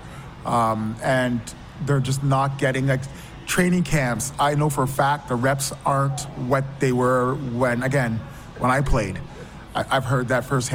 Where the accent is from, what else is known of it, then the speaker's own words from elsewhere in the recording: London, Ontario, Canada; I grew up in London, Ontario